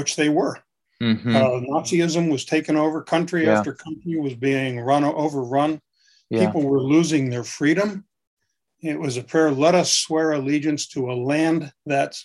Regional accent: Pennsylvania, United States; moved away; where I grew up in Pennsylvania

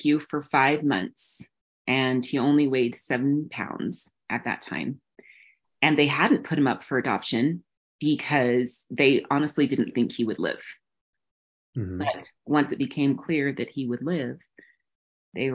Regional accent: New Mexico, United States; I grew up in the mountains of New Mexico, still there now

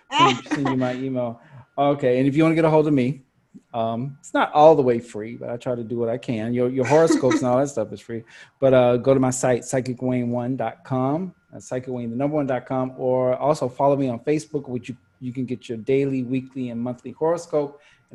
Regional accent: Canada; And Matthew, I'm Canadian.

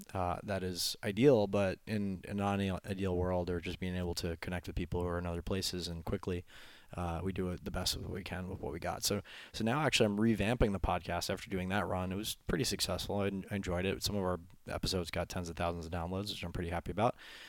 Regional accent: New York, United States; Well, I know we're on the clock, and I'm from New York, so our top two exports are sarcasm and brevity.

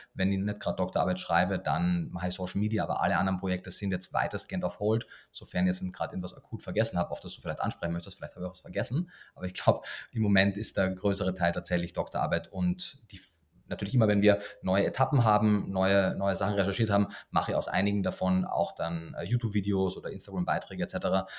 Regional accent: Austria; moved away as an adult; also born or lived in Germany; wie man wahrscheinlich in den ersten Worten schon hört, bin ich gebürtiger Österreicher

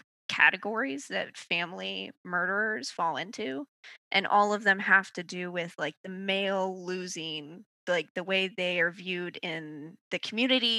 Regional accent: Mechanicsville, Virginia, United States; I grew up in a Southern conservative church going community. Where'd you grow up? Mechanicsville, Virginia

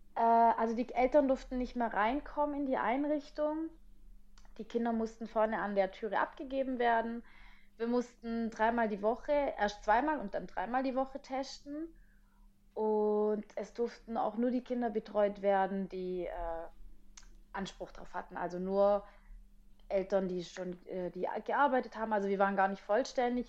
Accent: Italy; als Italienerin

